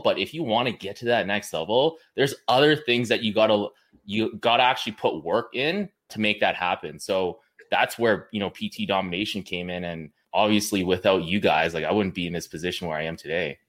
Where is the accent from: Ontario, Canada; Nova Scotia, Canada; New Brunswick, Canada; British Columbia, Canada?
British Columbia, Canada; Kamloops; I'm from Kamloops, B C